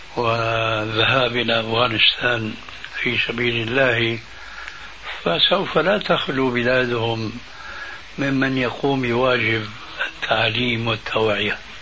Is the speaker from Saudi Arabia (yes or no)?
no; Syria; moved away; وعندنا في سوريا لما كنا هناك